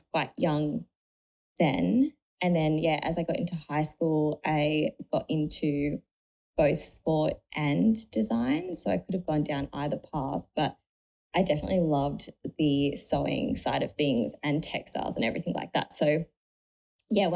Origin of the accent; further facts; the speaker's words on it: Sydney, New South Wales, Australia; also born or lived in Cronulla / South Coast, New South Wales; I grew up in Sydney, just in like a little suburb near Menai, and pretty much was there my whole life